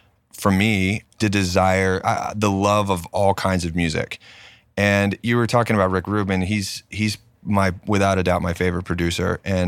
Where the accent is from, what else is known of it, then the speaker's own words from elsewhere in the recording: Knoxville, Tennessee, United States; also born or lived in Pensacola, Florida; I grew up in Knoxville, and but like all of my family is based out of Nashville